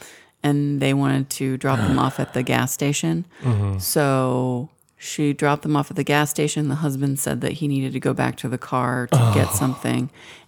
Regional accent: St. Louis, Missouri, United States; We're from St. Louis

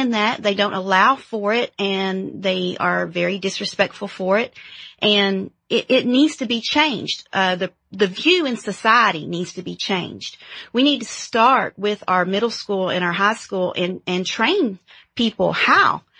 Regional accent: Paintsville, Kentucky, United States; I'm from Eastern Kentucky Coal Mountains in Paintsville, Kentucky, a small little town

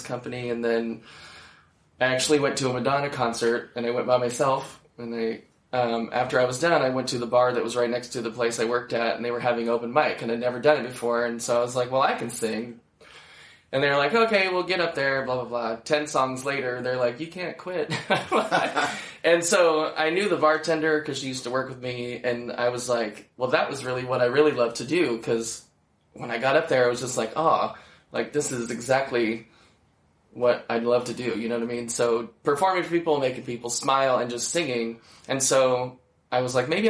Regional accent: Nebraska, United States; moved away; also born or lived in Chicago; Born and raised in Nebraska

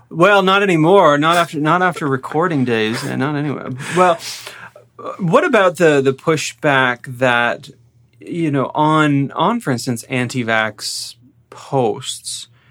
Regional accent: Peterborough, Ontario, Canada; I grew up in Peterborough

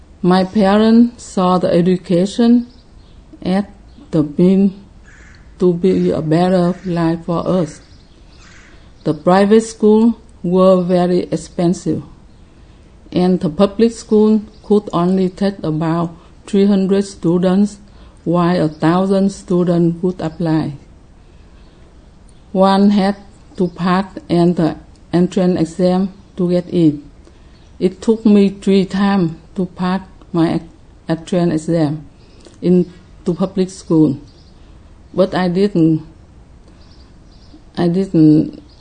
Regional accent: Ho Chi Minh City, Vietnam; I was born in Saigon, South Vietnam, in 1951

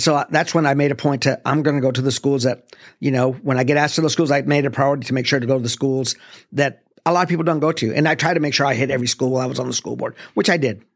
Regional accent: El Paso, Texas, United States; moved away; also born or lived in Arlington, Texas / Mansfield, Texas; Growing up in El Paso

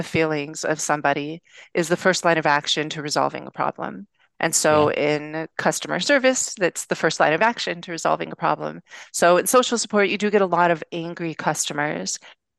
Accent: Venice Beach, California, United States; But I grew up in Venice Beach, which is probably one of the most liberal parts of the planet

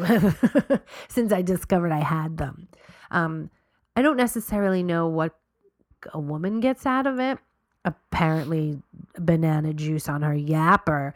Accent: New York, United States; we're from New York

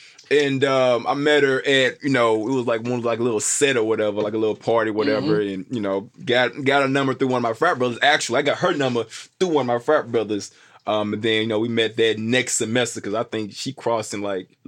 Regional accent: Memphis, Tennessee, United States; I'm from Memphis, too.

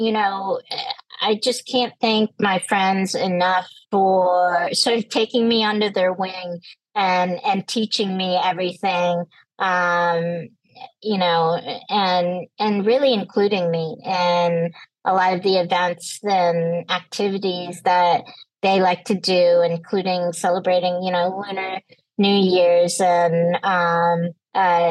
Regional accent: North Carolina, United States; moved away; my home state.

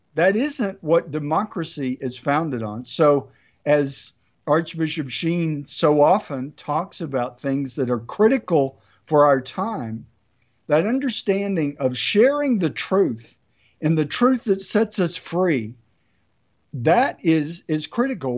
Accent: United States; I love being an American

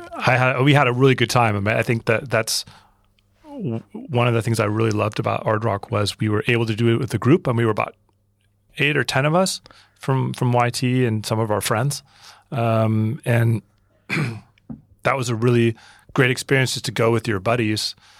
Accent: Oregon, United States; moved away as an adult; also born or lived in San Diego / New York; I grew up in Oregon.

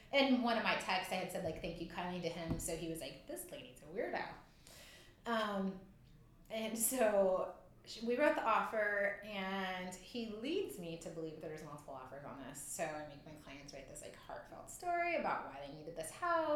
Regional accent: Southern California, United States; moved away; I'm from Southern California

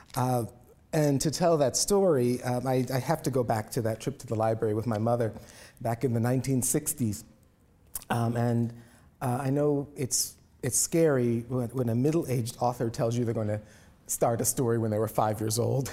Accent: Indianapolis, Indiana, United States; Indianapolis, my hometown

